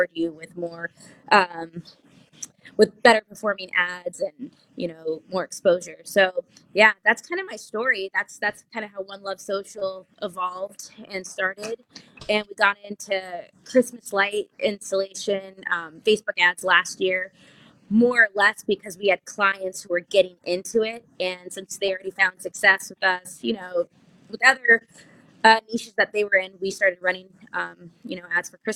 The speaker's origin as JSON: {"language": "English", "region": "South Florida", "country": "United States", "tie": "born or raised there", "said": "I'm from Florida. I'm born and raised. I'm not from the part of Florida that's known for Florida Man. I'm in South Florida."}